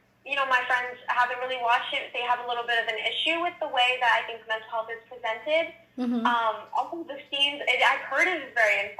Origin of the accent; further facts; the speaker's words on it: Westchester, New York, United States; also born or lived in Bronx, New York; I lived in the Bronx for I think until I was about four, and then I moved up to Westchester